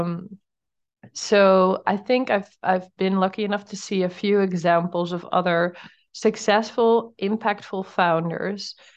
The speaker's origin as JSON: {"language": "English", "country": "Netherlands", "moved": "as an adult", "lives_now": "Portugal", "said": "I'm from the Netherlands"}